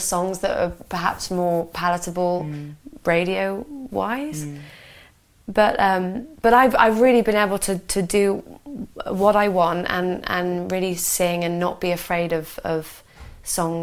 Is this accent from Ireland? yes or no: no; Hereford, West Midlands, United Kingdom; moved away as an adult; I had this solid job in Hereford, and you know I could make a good, decent wage. And I missed my hometown